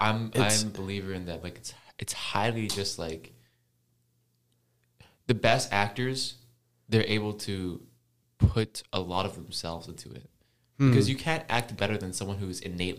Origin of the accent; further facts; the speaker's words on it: Hong Kong; moved away; I'm from Hong Kong.